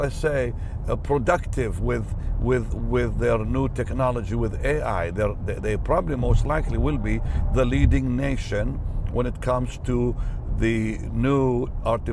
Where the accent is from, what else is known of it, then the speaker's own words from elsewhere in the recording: Jaffa, Tel Aviv District, Israel; We grew up in Jaffa listening to the radio